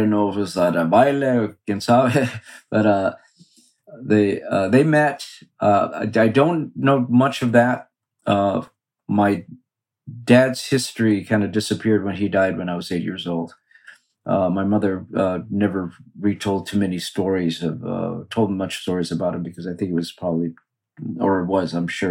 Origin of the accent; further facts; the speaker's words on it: Los Angeles, California, United States; I grew up in East Los Angeles, just east of Boyle Heights, an area called Belvedere.